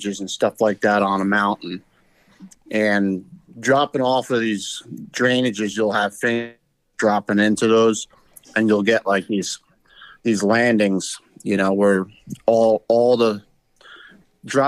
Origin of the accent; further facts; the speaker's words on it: New Jersey, United States; also born or lived in Adirondacks, New York; I was born in New Jersey, and then I grew up going up in the Adirondacks all summer and during the hunting season